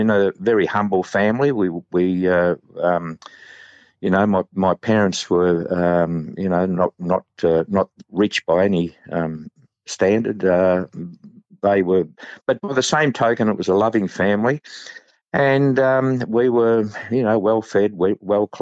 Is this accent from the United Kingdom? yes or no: no; Melbourne, Victoria, Australia; born or raised there; also born or lived in Daylesford, Victoria